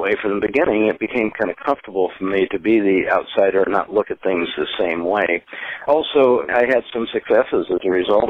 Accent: Spokane, Washington, United States; now in San Francisco Bay Area, United States; I was originally from Spokane, Washington, but I found a sinecure here of people that share that philosophy.

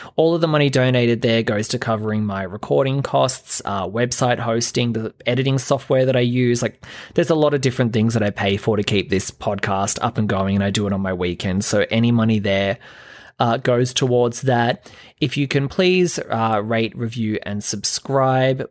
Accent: Australia; I'm an Aussie

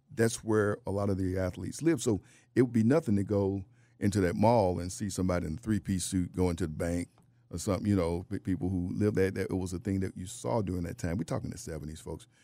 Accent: Atlanta, Georgia, United States; Greenbrier's a place where I got my first job in high school and grew up over in that in that area of town

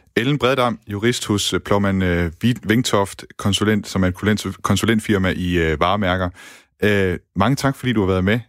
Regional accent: Denmark; som to danskere

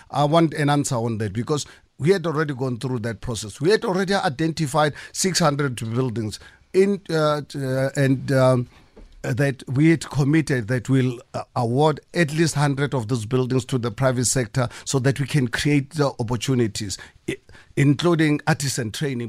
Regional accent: South Africa; as a South African

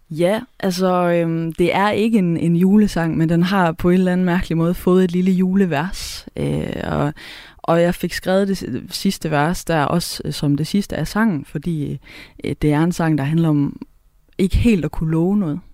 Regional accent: Southern Jutland, Southern Denmark, Denmark; accent: Southern Jutlandic; first language Southern Jutlandic; der, hvor jeg kommer fra, der, der, der har vi mange ord for mange ting på sønderjysk

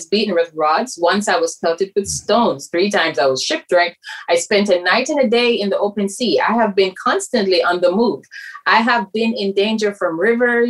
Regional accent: Jamaica; moved away; I'm from Jamaica

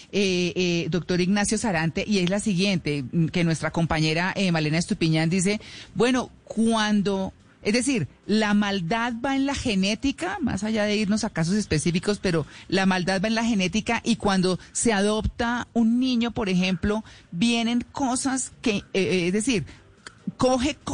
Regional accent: Bogotá, Colombia; born there; yo nací en Bogotá crecí en otras partes

